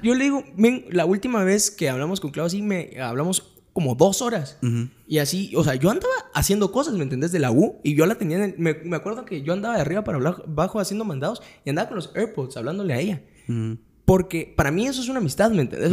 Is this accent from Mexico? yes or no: no; Guatemala